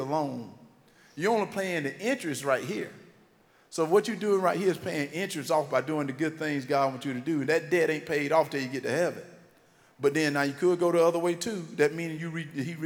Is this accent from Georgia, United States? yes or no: yes; Wrightsville, Georgia, United States; accent: country; moved away; So I gotta sound like where I'm from